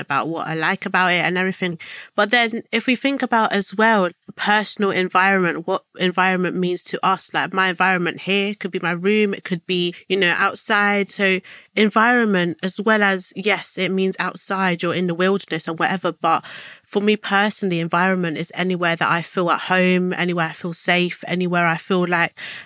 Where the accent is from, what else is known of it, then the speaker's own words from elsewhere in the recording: London, United Kingdom; I'm 21 years old from South London